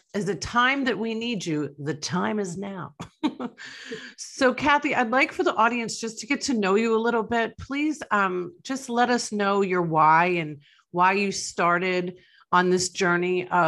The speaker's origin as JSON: {"language": "English", "region": "New York", "country": "United States", "said": "I'm from New York"}